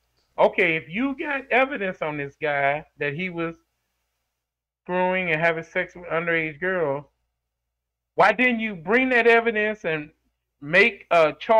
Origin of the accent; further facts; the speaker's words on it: Missouri, United States; We're from the Show Me State.